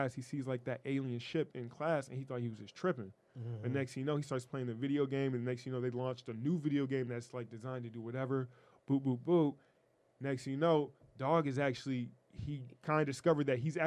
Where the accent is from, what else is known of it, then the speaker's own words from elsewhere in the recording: Beaverton, Oregon, United States; my hometown of Oregon. Beaverton